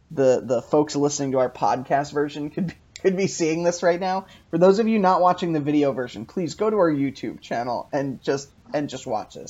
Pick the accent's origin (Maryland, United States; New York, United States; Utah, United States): New York, United States; Long Island; now in Philadelphia, United States; we grew up on Long Island. People consider it New York.